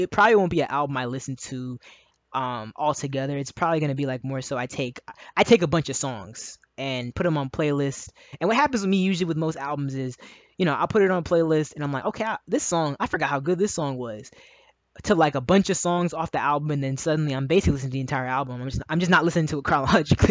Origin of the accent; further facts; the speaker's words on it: Maryland, United States; also born or lived in Howard County, Maryland; I'm from Maryland, and I lived in Howard County for a time in my early adult years